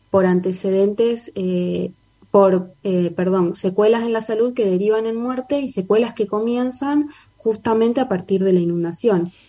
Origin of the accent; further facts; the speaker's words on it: Santa Fe, Argentina; en Barrio Barranquita, en mi casa donde vivíamos